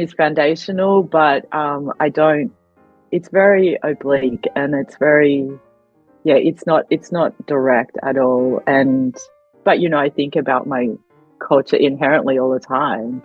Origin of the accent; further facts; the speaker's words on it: Australia; also born or lived in Adelaide, Australia; I grew up in Australia, so of course I, am Australian